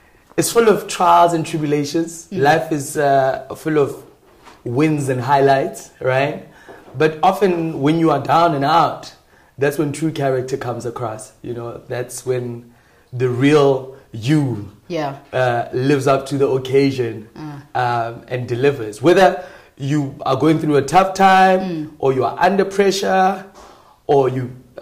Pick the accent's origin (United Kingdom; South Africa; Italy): South Africa; Gauteng; also born or lived in Randfontein / Rustenburg / Mabopane / Pretoria; I grew up in Bloem, Gauteng province, Randfontein specifically, the northwest, Rustenburg, and Mabopane, Pretoria, Tshwane, right?